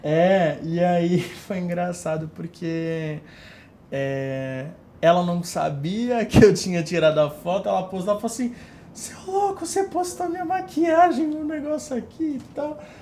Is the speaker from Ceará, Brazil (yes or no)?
no; Santos, São Paulo, Brazil; eu sou de Santos, tem muita gente de Santos que me procura